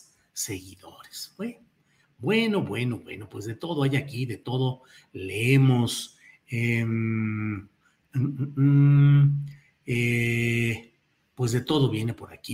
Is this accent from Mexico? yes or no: yes; Mexico; also born or lived in San Luis Potosí / Mexico City; como mexicanos